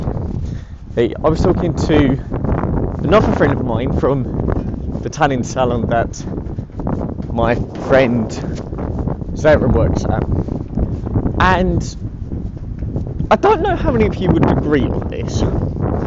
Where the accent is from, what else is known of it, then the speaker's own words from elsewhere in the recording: Essex, East of England, United Kingdom; accent: posh; also born or lived in London; obviously I now live in Essex and have lived here for over 20 years